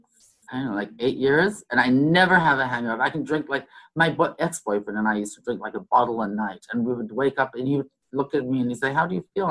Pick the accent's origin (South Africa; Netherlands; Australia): South Africa; moved away as an adult; now in Miami, United States; I'm originally from South Africa, yeah. But I left when I was like 18 years old.